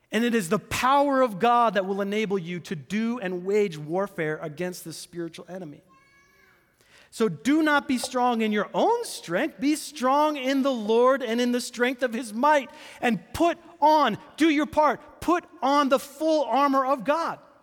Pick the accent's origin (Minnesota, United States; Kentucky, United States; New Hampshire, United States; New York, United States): New Hampshire, United States; I'm from New Hampshire